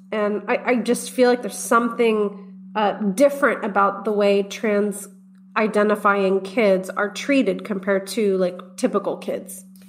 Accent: Texas, United States; my, my home state of Texas

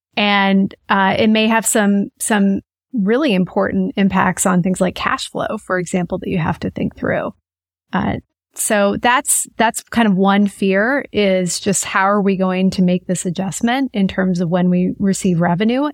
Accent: Manhattan, Kansas, United States; also born or lived in Lawrence, Kansas; So I grew up in Kansas, actually in a small town called Manhattan, Kansas.

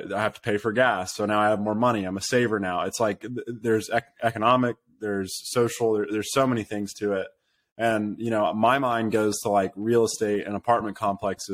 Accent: United States; I'm American

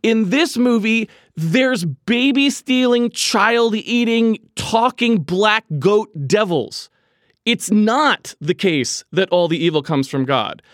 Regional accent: New England, United States; I'm from New England

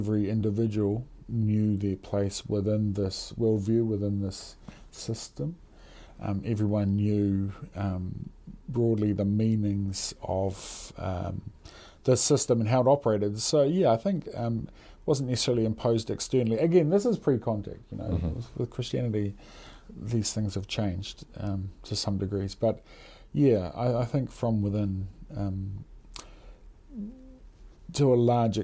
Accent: New Zealand

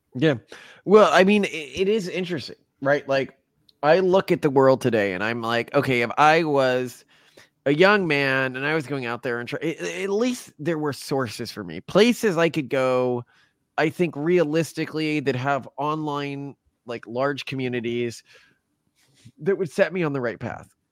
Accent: Texas, United States; the areas I grew up in in Texas

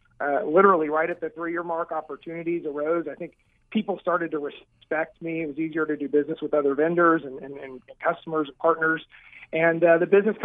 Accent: Kansas City, United States; moved away as an adult; now in Arizona, United States; I'm born and raised in Kansas City

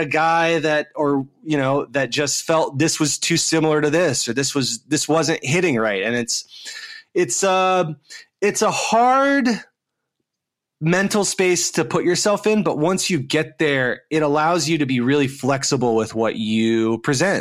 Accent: Dayton, Ohio, United States; I grew up in the Midwest here in the United States, in this small town called Dayton, Ohio

